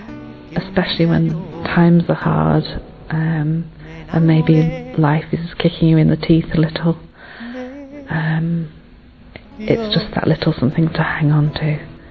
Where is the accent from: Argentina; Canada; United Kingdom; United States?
United Kingdom; England; I'm from England